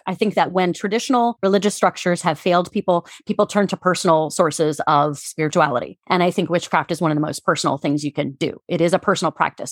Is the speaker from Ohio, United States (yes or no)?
yes; Cincinnati, Ohio, United States; moved away; I'm from Cincinnati